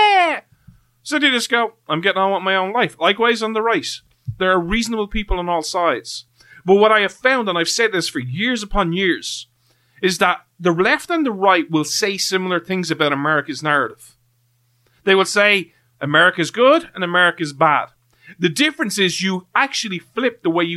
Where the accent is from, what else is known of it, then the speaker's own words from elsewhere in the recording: Ireland; I'm from Ireland